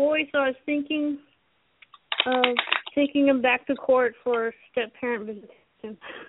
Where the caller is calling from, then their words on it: Auburn, Washington, United States; Seattle, because I'm in Auburn. I'm south.